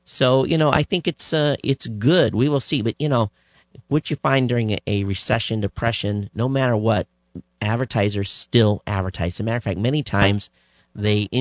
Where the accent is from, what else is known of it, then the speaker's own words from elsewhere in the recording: Michigan, United States; moved away as an adult; now in Hawaii, United States; I grew up in Michigan.